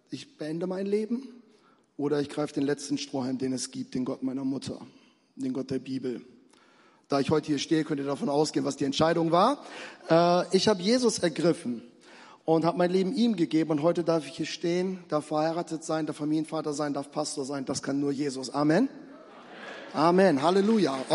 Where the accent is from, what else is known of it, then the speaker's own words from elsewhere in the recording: Lower Saxony, Germany; ich komme eigentlich so aus Richtung Hannover, da liegt ein allerkleines Dorf drumherum und das ist ein Dorf, da setze ich nie wieder einen Fuß rein.